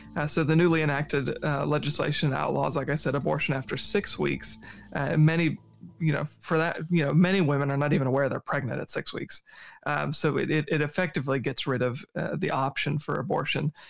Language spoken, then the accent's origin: English; Virginia Tidewater, United States; moved away; I'm from the East Coast, like Virginia Tidewater